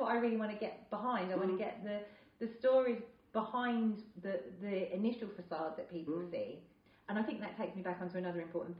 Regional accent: United Kingdom; I don't feel as proud as being British as I did

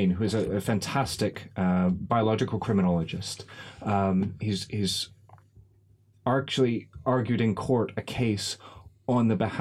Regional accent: Canada; now in United Kingdom; I grew up in Canada where we ate all of this food

